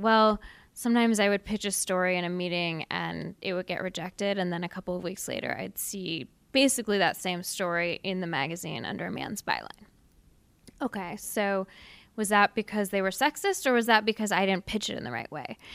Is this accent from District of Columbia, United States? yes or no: no; Seattle, Washington, United States; I grew up in Seattle, really progressive town